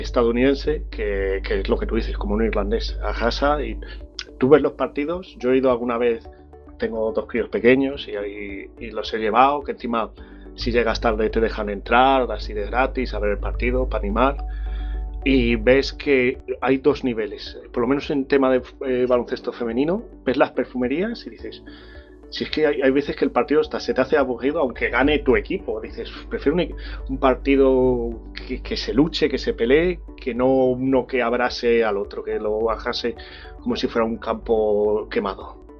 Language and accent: Spanish; Salamanca, Castile and León, Spain; Yo soy de Salamanca ciudad